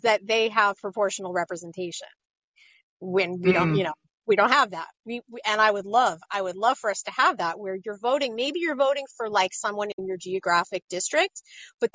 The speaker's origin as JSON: {"language": "English", "region": "New York", "country": "United States", "tie": "born or raised there", "said": "I grew up in New York"}